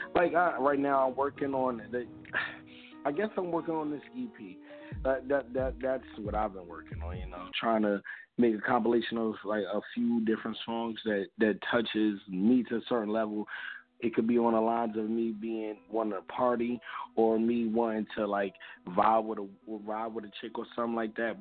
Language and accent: English; New York City, New York, United States; now in Delaware, United States; I'm originally from Brooklyn